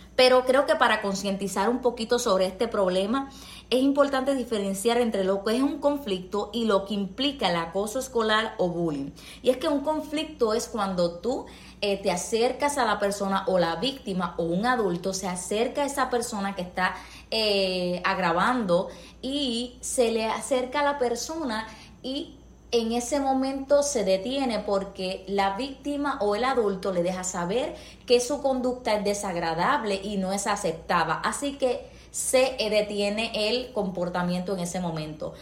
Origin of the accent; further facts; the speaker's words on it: Puerto Rico; soy puertorriqueña